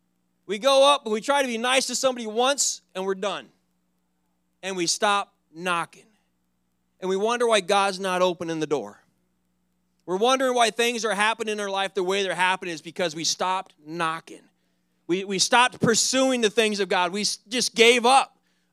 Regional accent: Philippines; I'm sending them back to my home country, which is the Philippines.

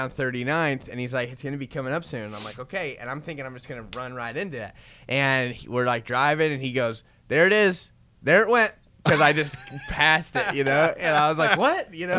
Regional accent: Florida, United States; now in Oklahoma, United States; And I came from Florida. I had long hair. And I got here. And for some reason, I didn't even know Oklahoma existed until I got here.

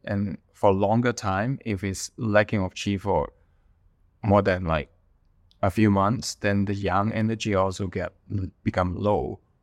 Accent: Hong Kong; moved away as an adult; I was born in Hong Kong. Most of my family are still in Hong Kong. Uh, but I left Hong Kong in two thousand eleven

